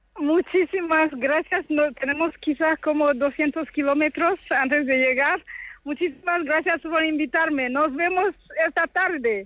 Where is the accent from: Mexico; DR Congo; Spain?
DR Congo; moved away; yo soy del Congo, la República Democrática del Congo